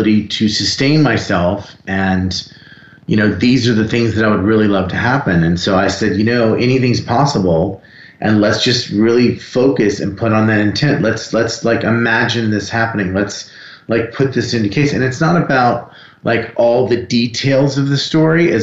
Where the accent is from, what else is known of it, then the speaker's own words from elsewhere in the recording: South Florida, United States; I grew up in South Florida